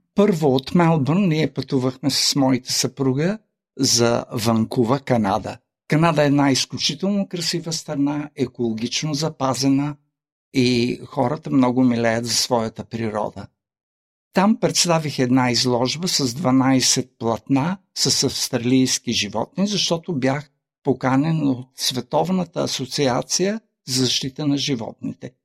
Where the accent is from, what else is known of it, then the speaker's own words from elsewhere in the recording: Kyustendil, Kyustendil Province, Bulgaria; now in Australia; в Кюстендил, моя роден град